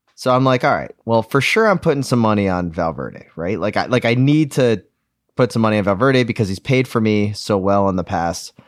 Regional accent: United States; I'm an American

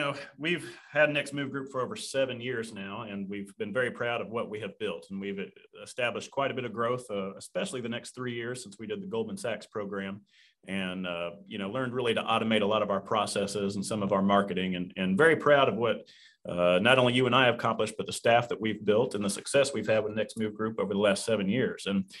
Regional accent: Western Kentucky, United States; Chuck and I grew up in Western Kentucky together and have known each other since we're about 16 years old.

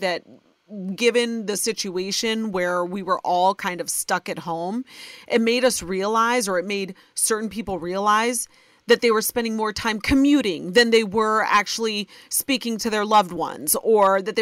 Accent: Ohio, United States; born or raised there

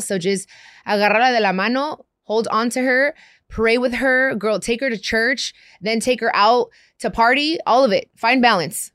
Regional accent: Long Beach, California, United States; also born or lived in Compton, California; I grew up in Long Beach and in Compton

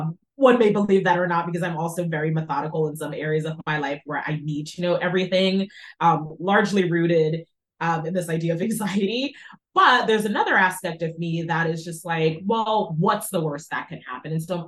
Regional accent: Jamaica; born there; I'm also from the West Indies, I was born in Jamaica.

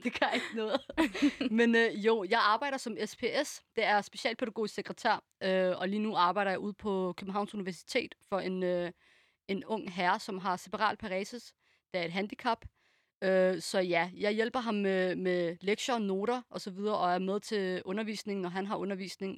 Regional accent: Denmark; born or raised there

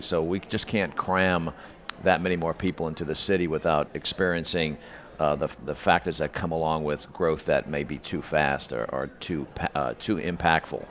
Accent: New Orleans, Louisiana, United States; I grew up in New Orleans

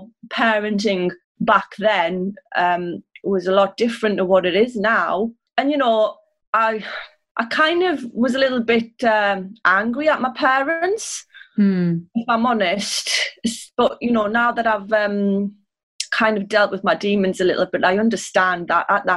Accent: Sunderland, North East England, United Kingdom; I grew up in Sunderland, which is in the northeast

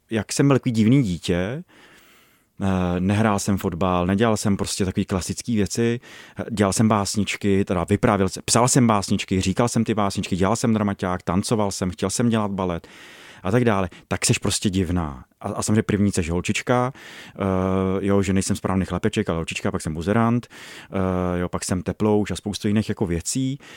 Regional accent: Ostrov nad Ohří, Karlovy Vary Region, Czechia; V Ostrově nad Ohří.

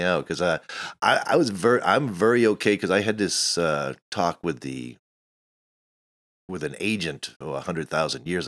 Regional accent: Miami, Florida, United States; moved away as an adult; also born or lived in Maine; now in Portland, United States; Born in Maine, but I grew up in Miami

